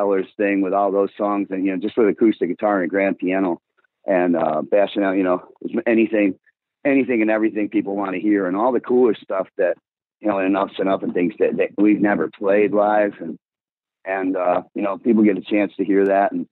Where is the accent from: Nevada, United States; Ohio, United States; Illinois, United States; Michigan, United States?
Illinois, United States; Blue Island; I'm from White Trash Blue Island